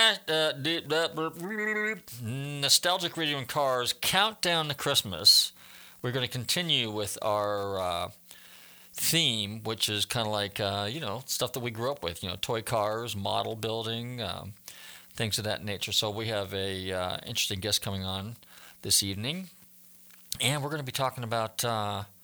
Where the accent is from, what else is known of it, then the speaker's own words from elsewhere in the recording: Northern California, United States; moved away; I was a kid and I was growing up in Northern California